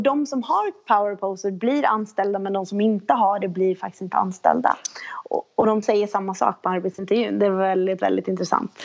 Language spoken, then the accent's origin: Swedish; Sweden; som, som, som svensk tjej